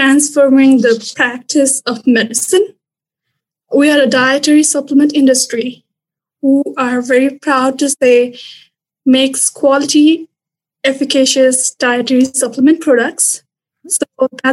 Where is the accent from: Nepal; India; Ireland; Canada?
Nepal; moved away as an adult; also born or lived in Louisiana, United States; now in Stevens Point, United States; I'm originally from Nepal